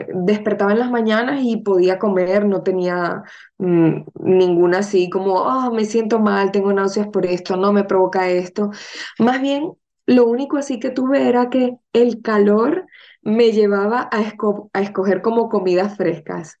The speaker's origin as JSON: {"language": "Spanish", "country": "Venezuela", "moved": "yes", "lives_now": "Madrid, Spain", "said": "somos de Venezuela, mi, familia materna es española, o sea, mis abuelos son gallegos"}